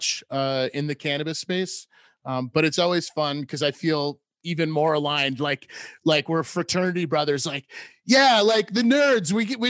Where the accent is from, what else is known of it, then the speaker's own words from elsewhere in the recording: New England, United States; also born or lived in upstate New York; Growing up in New England